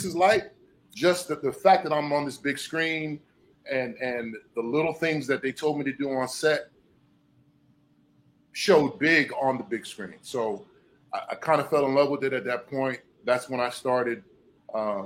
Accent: Hampton, Virginia, United States; moved away as an adult; also born or lived in Petersburg, Virginia / New York; now in Miami, United States; I'm from Virginia originally, a place called Hampton.

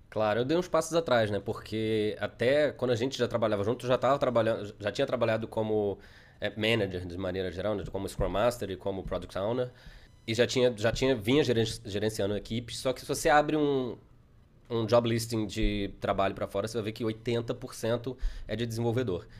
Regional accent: Brazil; moved away as an adult; voltamos ao Brasil para visitar os parentes

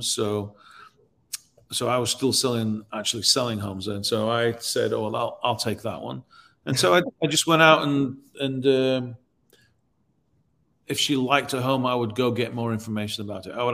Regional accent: Nashville, Tennessee, United States; Well, I'm from Nashville, so then that links me to that city

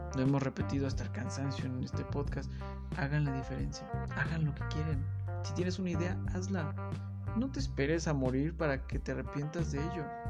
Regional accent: Mexico; como mexicano

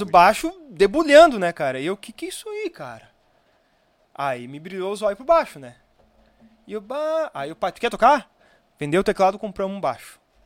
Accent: Viamão, Rio Grande do Sul, Brazil; also born or lived in Osório; eu sou natural de Viamão

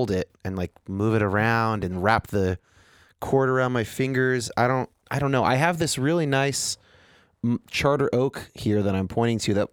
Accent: California, United States; Well, I'm from Northern California

